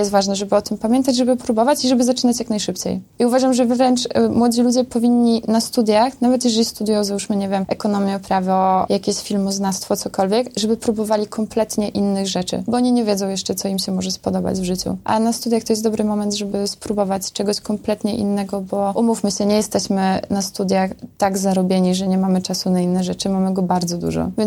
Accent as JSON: {"language": "Polish", "region": "Podlaskie Voivodeship", "country": "Poland", "said": "No ja jestem ze wsi, wiecie, z takiej wsi pod Białorusią, gdzie tam kompletnie nic nie ma i żubry sobie chodzą przez drogę."}